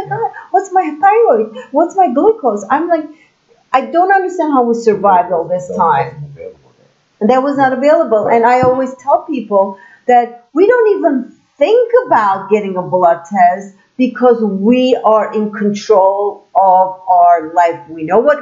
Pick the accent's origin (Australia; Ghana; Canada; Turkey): Turkey; I'm from Turkey